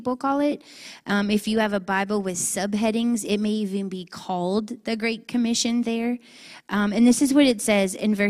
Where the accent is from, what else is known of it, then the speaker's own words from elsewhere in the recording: Scott, Louisiana, United States; I'm born and raised in Scott, Louisiana